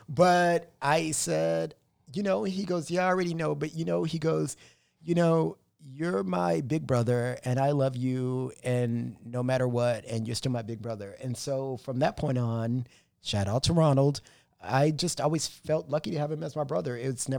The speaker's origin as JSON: {"language": "English", "town": "Corpus Christi", "region": "Texas", "country": "United States", "tie": "born or raised there", "moved": "yes", "lives_now": "Los Angeles, United States", "said": "I grew up in Corpus Christi. It's a small city"}